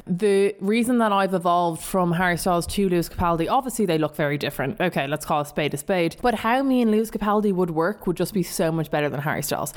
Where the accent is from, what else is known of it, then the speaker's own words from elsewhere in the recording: Dublin, Leinster, Ireland; accent: South Dublin; my South Dublin accent